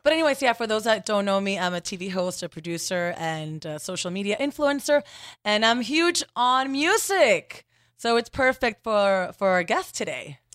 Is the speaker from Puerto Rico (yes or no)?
yes; Puerto Rico; first language Spanish; English is a second language; moved away; I'm Puerto Rican, so my first language is Spanish.